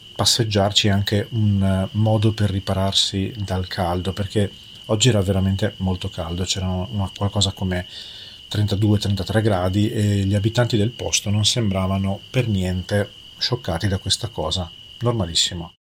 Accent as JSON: {"language": "Italian", "region": "Emilia-Romagna", "country": "Italy", "said": "me che vengo dall'Emilia Romagna"}